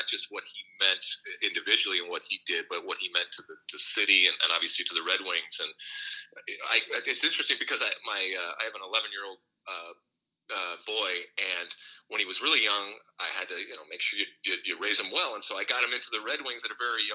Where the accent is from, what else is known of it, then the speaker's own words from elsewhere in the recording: Michigan, United States; moved away as an adult; also born or lived in Athens, Greece; I grew up in Michigan, but I sure as hell didn't grow up on a farm